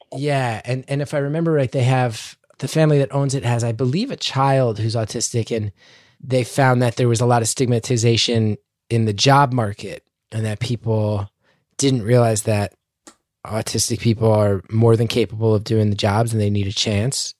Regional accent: New York City, New York, United States; I lived in Queens, beautifully diverse

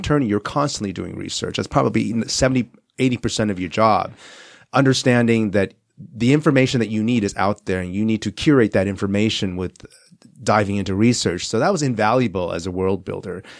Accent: Southern California, United States; also born or lived in Taiwan; I spent my childhood here in California, Southern California, went back east for s, uh, boarding school and, and, uh, college, and came back for law school and never left

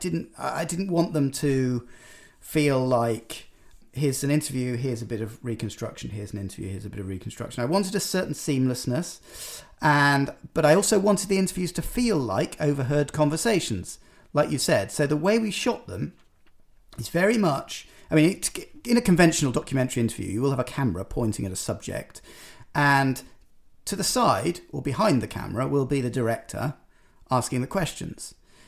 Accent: United Kingdom; I'm a Brit

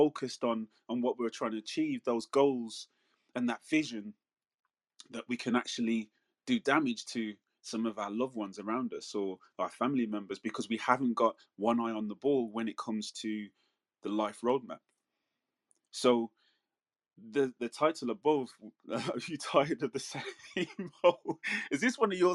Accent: Manchester, North West England, United Kingdom; moved away; where I was born in Manchester in the UK, in Withenshaw, that was considered one of the biggest council estates in Europe

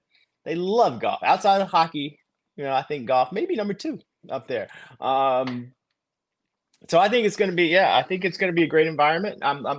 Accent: Greensboro, North Carolina, United States; moved away; There's also the Wyndham Championship, which is in my hometown of Greensboro, North Carolina.

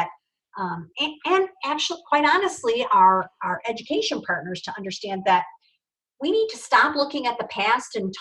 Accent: New York, United States; moved away as an adult; now in Arizona, United States; I'm from New York

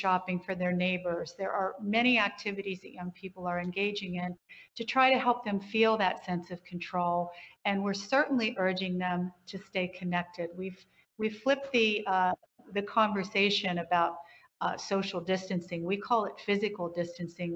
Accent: West Virginia, United States; I grew up in West Virginia, and you just got on with it

